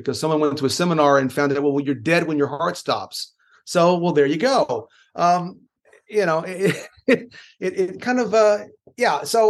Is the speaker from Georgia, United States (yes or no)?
no; Texas, United States; moved away as an adult; now in Alabama, United States; I'm originally from Texas, and then having lived here for going on 25 years now